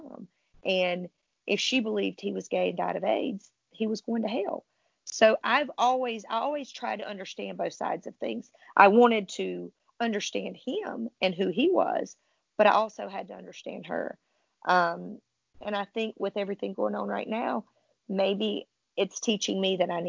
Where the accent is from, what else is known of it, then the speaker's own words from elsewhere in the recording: the South, United States; I was raised in the South